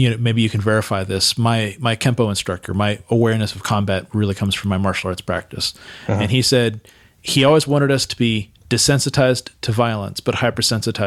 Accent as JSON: {"language": "English", "town": "Santa Cruz", "region": "California", "country": "United States", "tie": "born or raised there", "moved": "as an adult", "lives_now": "San Diego, United States", "said": "I grew up in Santa Cruz"}